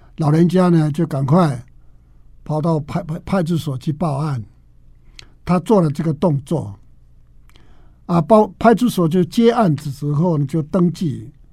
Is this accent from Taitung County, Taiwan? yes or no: yes; Taromak village, Taitung County, Taiwan; 我是来自达鲁马克部落的